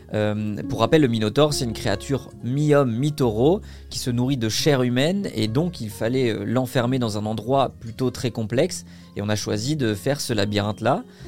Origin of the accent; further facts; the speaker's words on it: Vitry-sur-Seine, Île-de-France, France; also born or lived in Quimper, Brittany; je suis breton, né à Quimper, très fier. banlieusard, j'ai grandi à Vitry-sur-Seine, en région parisienne